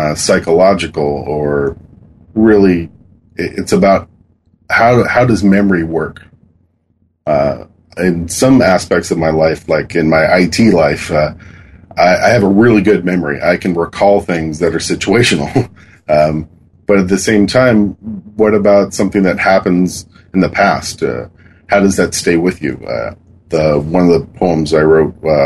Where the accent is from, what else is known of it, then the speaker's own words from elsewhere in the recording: Kent, Washington, United States; now in Kirkland, United States; I grew up in Washington. I've lived here most of my life, living in a place called Kent